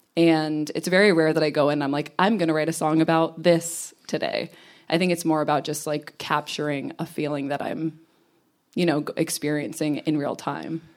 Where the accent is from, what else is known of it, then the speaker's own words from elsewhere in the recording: New York, United States; moved away as an adult; also born or lived in Connecticut; now in Los Angeles, United States; I was born in Connecticut, lived in New York for a long time, and I like to consider myself a New Yorker.